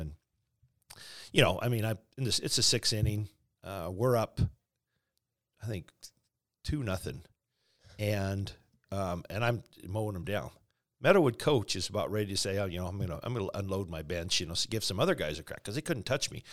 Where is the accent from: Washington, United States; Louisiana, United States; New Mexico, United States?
Washington, United States; Spokane; also born or lived in Calgary, Alberta, Canada; growing up in Spokane